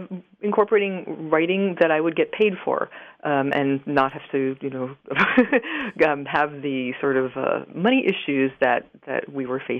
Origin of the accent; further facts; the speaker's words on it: Maine, United States; also born or lived in Queens, New York; Well, I grew up for 8 years in Queens, New York, in Flushing, to be exact. My father was also a writer, and we had the opportunity when I was 8 to move to rural Maine to a beautiful old farmhouse on almost 200 acres